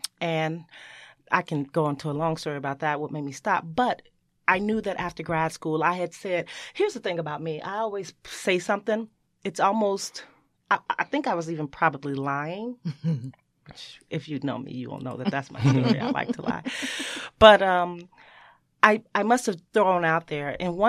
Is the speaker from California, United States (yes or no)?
no; Chicago, Illinois, United States; born or raised there